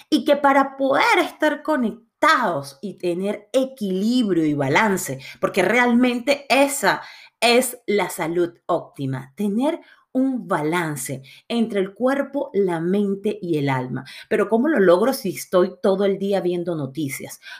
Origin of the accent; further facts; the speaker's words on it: Puerto Cabello, Carabobo, Venezuela; ese fue el Dios que yo aprendí en el catecismo de de Portocabello, mi ciudad natal en Venezuela, cuando tenía siete años, cuando hice la comunión.